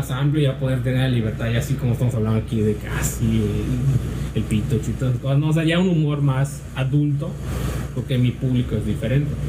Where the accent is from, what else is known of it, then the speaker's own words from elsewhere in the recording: Chile; mi tío yo crecí en Chile